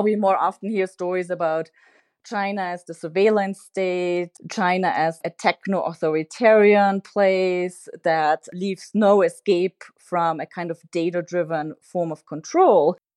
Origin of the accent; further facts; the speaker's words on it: Austria; now in United States; I'm originally from Austria